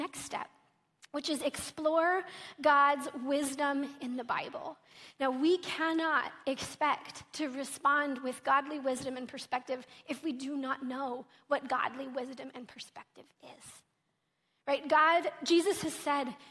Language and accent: English; Oklahoma, United States; I'm from Oklahoma